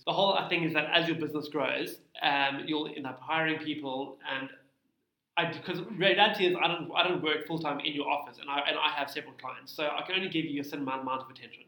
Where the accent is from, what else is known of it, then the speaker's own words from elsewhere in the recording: Cape Town, Western Cape, South Africa; also born or lived in Muizenberg; I'm born and bred Cape Town